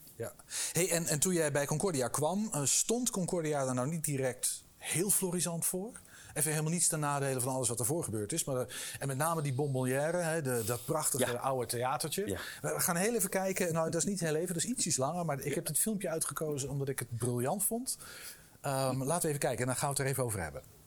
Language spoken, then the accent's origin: Dutch; Eindhoven, North Brabant, Netherlands; Ik ben in Eindhoven geboren